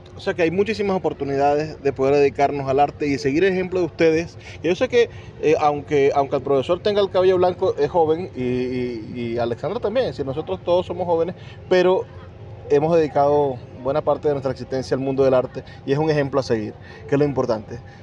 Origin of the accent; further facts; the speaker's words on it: Venezuela; Nosotros somos orgullosamente venezolanos